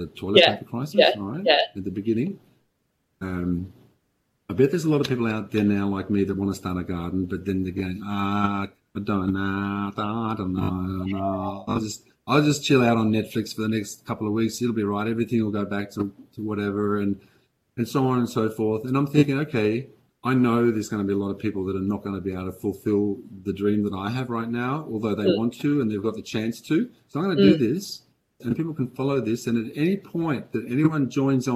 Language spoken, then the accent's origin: English; Australia; moved away; also born or lived in Denmark; although I'm Australian, I've been living in Denmark for 30 years.